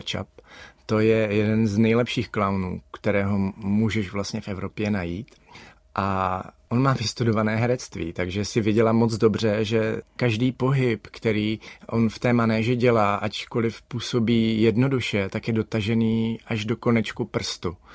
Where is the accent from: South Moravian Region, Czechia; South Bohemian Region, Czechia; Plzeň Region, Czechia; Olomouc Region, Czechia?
Olomouc Region, Czechia; Olomouc; já jsem Olomoučák, já jsem nikdy nebyl Pražák. Sice teď jsem doma všude, kde mám maringotku, ale toto je místo, kam se vracím, když mám volno.